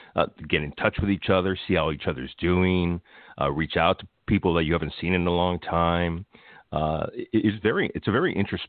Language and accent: English; Los Angeles, California, United States; I grew up in a Filipino neighborhood and Tagalog was, I lived in Atwater. So Atwater was a huge Filipino hub.